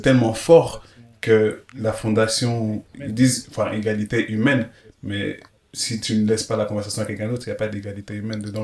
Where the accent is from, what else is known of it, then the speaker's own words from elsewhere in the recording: Belgium; j'ai grandi en Belgique